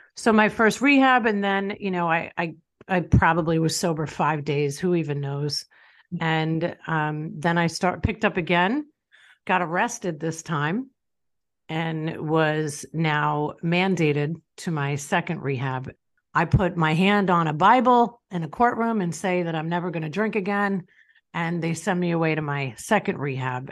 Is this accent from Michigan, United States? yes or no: no; Long Island, New York, United States; I grew up in Long Island, New York.